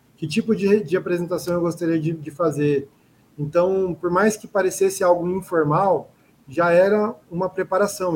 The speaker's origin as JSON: {"language": "Portuguese", "town": "Cuiabá", "region": "Mato Grosso", "country": "Brazil", "said": "sou um cuiabano, sou daqui do Mato Grosso, da capital"}